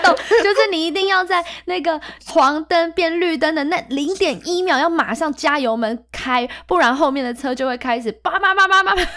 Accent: Taiwan; 可是对我们台湾人来讲，争辩就是吵架啊

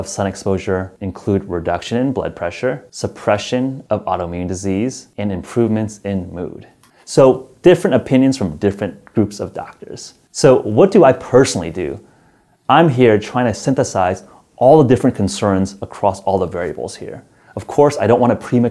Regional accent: San Francisco, California, United States; my hometown of San Francisco

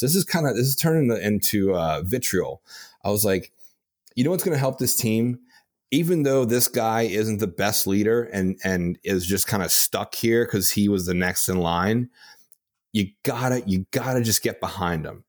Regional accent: Louisiana, United States; I'm from Louisiana

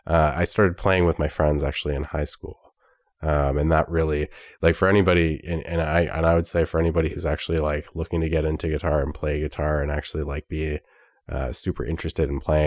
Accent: Ottawa, Ontario, Canada; I'm from Ottawa. I work for the Government of Canada.

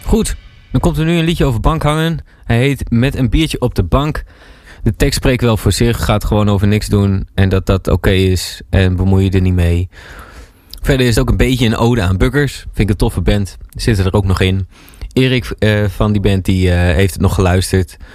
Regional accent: Kampen, Overijssel, Netherlands; moved away as an adult; also born or lived in Breda; Ik kom zelf uit Kampen. Heb ik heel lang gewoond.

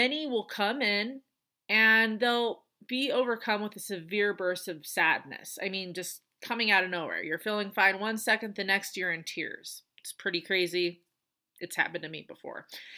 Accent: Colorado, United States; moved away; also born or lived in North Carolina; I am in my home state of Colorado

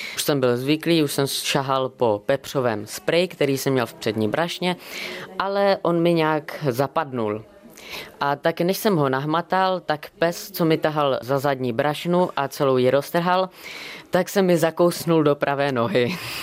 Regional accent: Bohemia, Czechia; A já jsem mu říkal z Čech

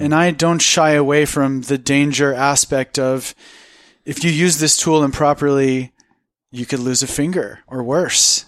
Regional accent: United States; being an American, being a white, cisgendered, educated, in my opinion, good-looking American

